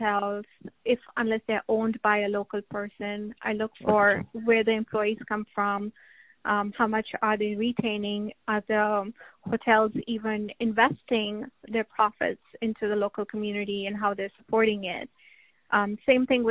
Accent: India; moved away; my hometown in India. I go back there once a year

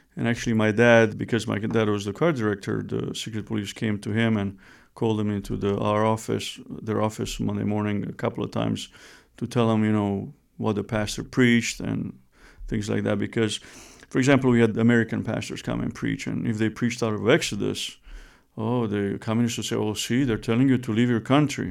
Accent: Romania; moved away; I was born and raised in Romania

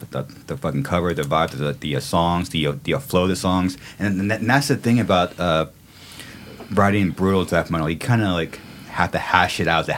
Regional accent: California, United States; being born and raised in California

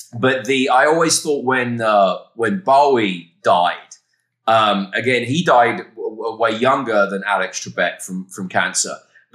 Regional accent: England, United Kingdom; I was aware of him from when I was a little kid growing up in England.

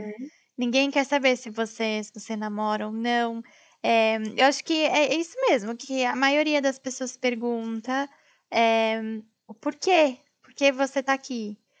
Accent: Brazil; moved away as an adult; eu sou brasileira

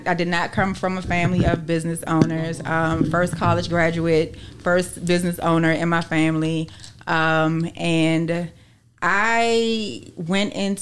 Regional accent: Maryland, United States; I'm from Maryland, born and raised in Maryland

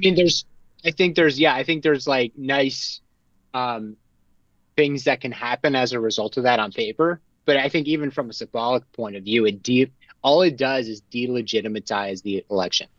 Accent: Connecticut, United States; I'm from Connecticut.

